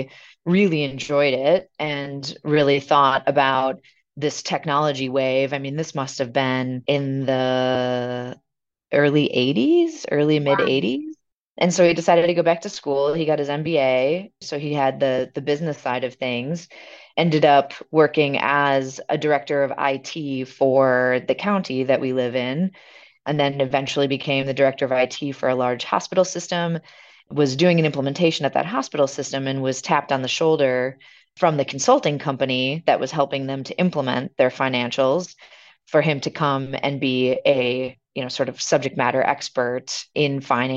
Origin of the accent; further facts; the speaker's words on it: Milwaukee, Wisconsin, United States; So I grew up here actually in Milwaukee, Wisconsin, really only about half a mile away from where I'm sitting today.